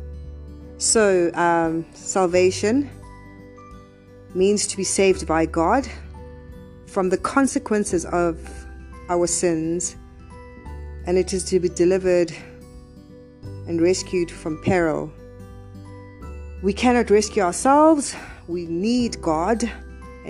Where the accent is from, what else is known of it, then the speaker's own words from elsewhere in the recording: South Africa; I come from South Africa